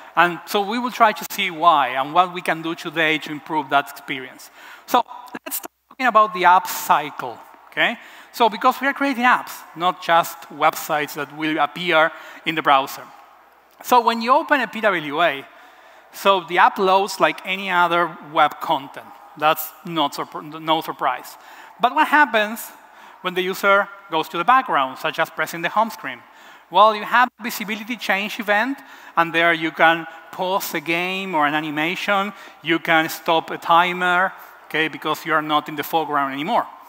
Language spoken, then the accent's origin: English; Buenos Aires, Argentina; I'm from Argentina, from Buenos Aires